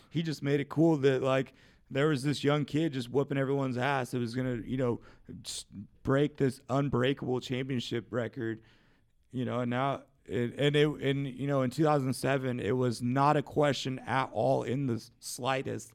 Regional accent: Seattle, Washington, United States; my seattle seahawks my hometown team

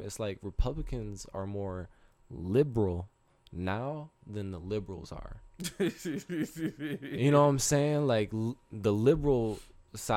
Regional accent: United States

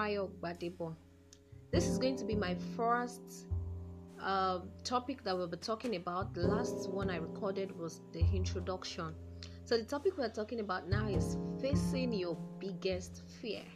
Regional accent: Yoruba land, Yorubaland, Nigeria; I'm from the Yoruba tribe of Nigeria

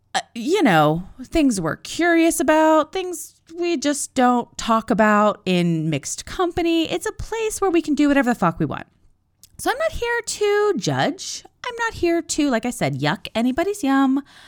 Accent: East Coast, United States; I'm from the East Coast

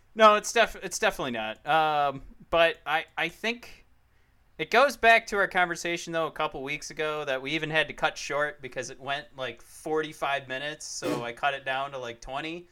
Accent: Detroit, Michigan, United States; we're from Detroit. We watch the Lions play football

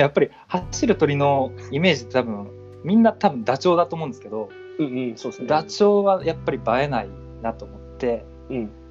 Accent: Niigata, Japan; moved away as an adult; now in Tokyo, Japan; あの出身が新潟なんですけど

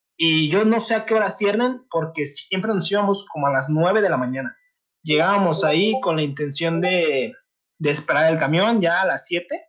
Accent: Michoacán, Mexico; now in Guadalajara, Mexico; Yo soy del estado de Michoacán, radico también en la ciudad de Guadalajara

